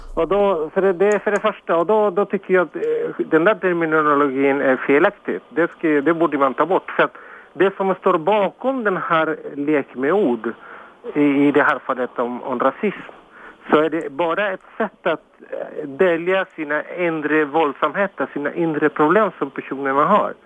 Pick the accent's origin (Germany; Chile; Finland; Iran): Chile; now in Sweden; jag kommer från Chile